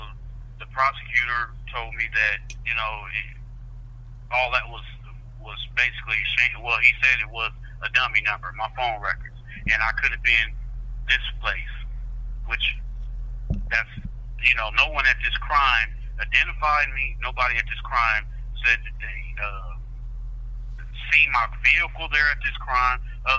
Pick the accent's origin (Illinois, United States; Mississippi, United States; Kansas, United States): Kansas, United States; Southeast; I was down in like 3 hours away in Southeast Kansas. My hometown.